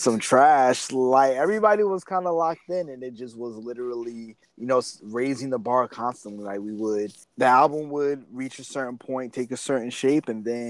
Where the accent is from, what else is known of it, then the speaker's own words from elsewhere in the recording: New York City, New York, United States; moved away as an adult; I'm from Brooklyn. I moved down here for school.